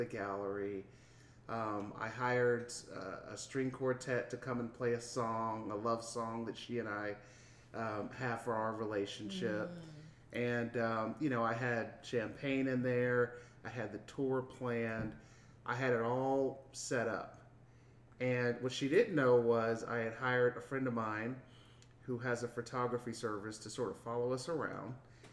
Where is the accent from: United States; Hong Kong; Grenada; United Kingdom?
United States; Houston, Texas; I'm from Houston